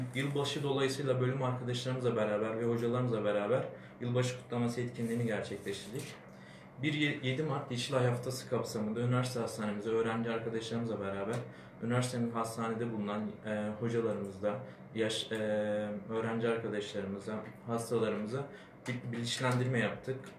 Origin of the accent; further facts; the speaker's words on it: Adana, Turkey; moved away as an adult; now in Afyonkarahisar, Turkey; Ben Adanalıyım.